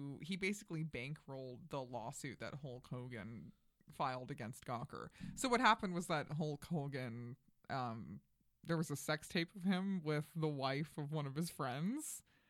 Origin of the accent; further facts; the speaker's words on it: Flushing, New York, United States; now in New York, United States; Right. Yeah. No, I'm from Queens. I'm from Flushing. But my parents, my dad was from Williamsburg, Brooklyn, and my mm-hmm. mom was from the Bronx.